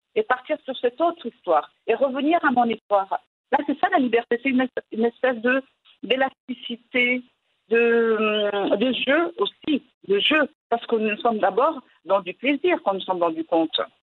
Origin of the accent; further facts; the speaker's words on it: Morocco; first language Moroccan Arabic; French is a second language; now in France; je suis une femme, je suis marocaine, je suis arabe, je vis en France